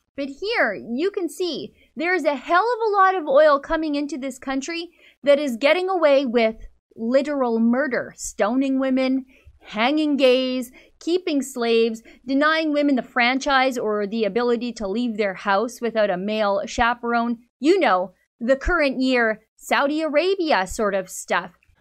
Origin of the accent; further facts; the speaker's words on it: Alberta, Canada; us Albertans